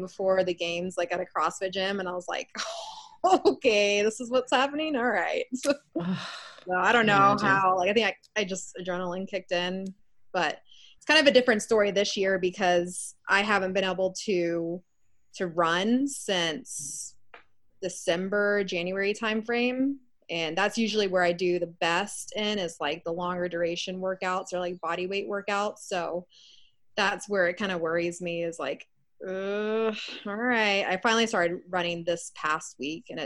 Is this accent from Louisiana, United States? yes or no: no; Austin, Texas, United States; also born or lived in Orlando, Florida; I'm born and raised in Austin. Been here for almost 27 years